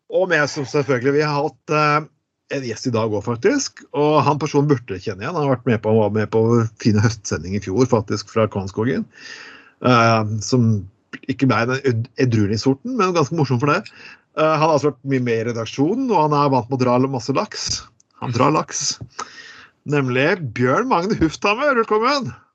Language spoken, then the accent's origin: Norwegian; Eastern Norway, Norway; moved away; som østlending. Så vokser du nesten opp som en eh, litt sånn danskofil